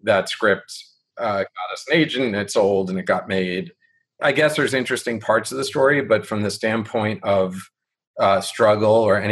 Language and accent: English; New York City, New York, United States; I grew up in Manhattan